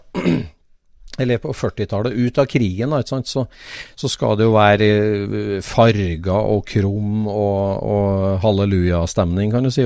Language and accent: Norwegian; Trøndelag, Norway; er jo min barndoms gate, der jeg vokste opp i trønd, trivelig Trøndelag